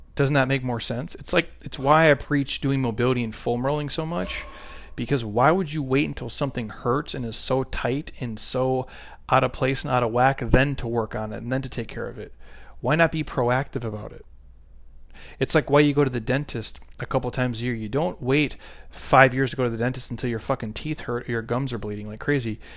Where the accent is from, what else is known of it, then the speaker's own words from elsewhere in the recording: Midwest, United States; I grew up in the Midwest